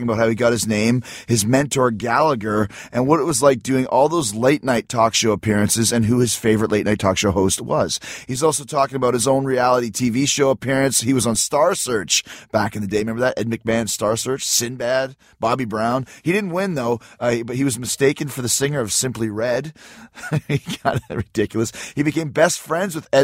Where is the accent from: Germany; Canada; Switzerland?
Canada; I'm Canadian